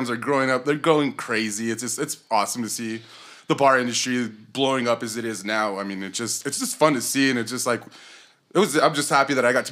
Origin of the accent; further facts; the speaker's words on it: Belen, New Mexico, United States; also born or lived in Albuquerque, New Mexico; now in Los Lunas, United States; I'm from Belen, New Mexico. Grew up in Belen, moved to Albuquerque, lived there for like 10 years